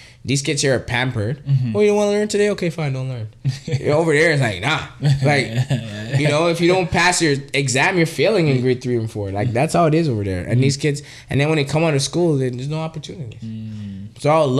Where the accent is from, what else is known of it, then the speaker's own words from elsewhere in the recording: Trinidad & Tobago; now in Canada; I was a country boy. I'm not going to lie. I was born in Trinidad.